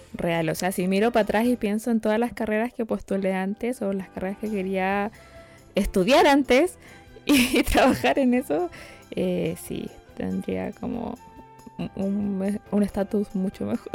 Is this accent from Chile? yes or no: yes; Chile; nosotros como chilenos